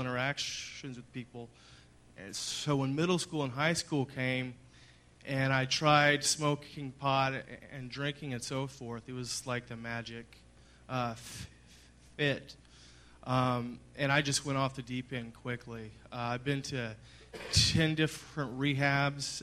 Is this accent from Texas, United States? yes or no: yes; Dallas, Texas, United States; I grew up in Highland Park in Dallas